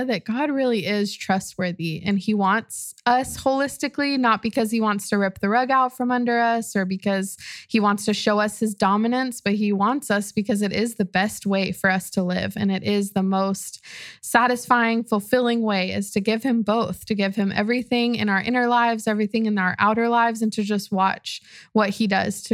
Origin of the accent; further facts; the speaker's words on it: Austin, Texas, United States; my family's from Mexico City, but I'm from Austin